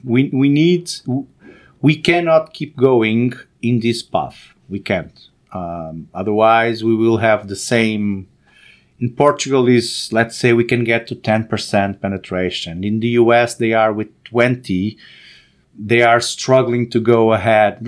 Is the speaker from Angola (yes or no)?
yes; Angola; moved away; also born or lived in Salvador, Brazil; I was born in Africa, actually, in Angola